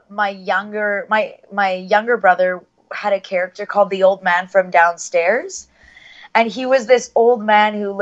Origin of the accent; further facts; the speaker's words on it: Vancouver, British Columbia, Canada; I am born and raised in Vancouver, BC.